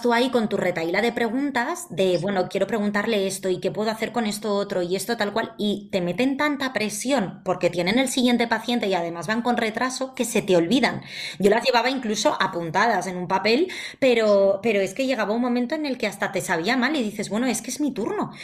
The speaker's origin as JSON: {"language": "Spanish", "town": "Valencia", "region": "Valencian Community", "country": "Spain", "moved": "as an adult", "lives_now": "Madrid, Spain", "said": "yo soy de Valencia, pero llevo ya 12 años viviendo en Madrid"}